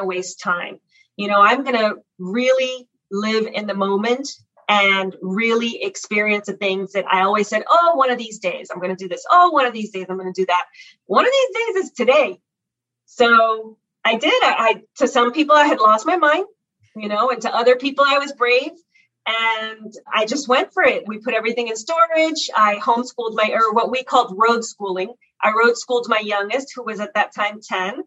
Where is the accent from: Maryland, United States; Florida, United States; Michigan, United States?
Florida, United States; Miami; moved away as an adult; also born or lived in Cuba; I grew up in South Florida. We immigrated to South Florida and the Miami area. And I grew up there